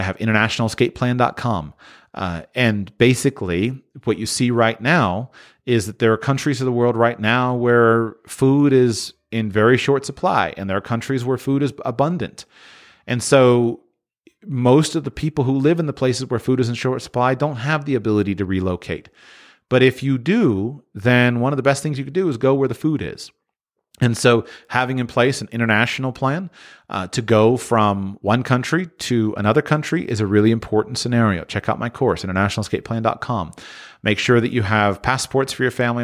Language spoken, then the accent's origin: English; Florida, United States; I grew up in Florida